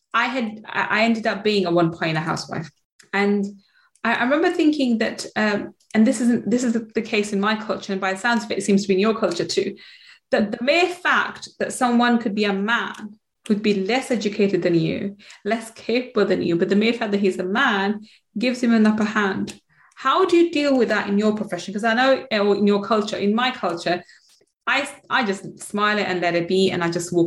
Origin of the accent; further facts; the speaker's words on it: London, United Kingdom; also born or lived in Manchester; I was born in Manchester. I grew up in London, East London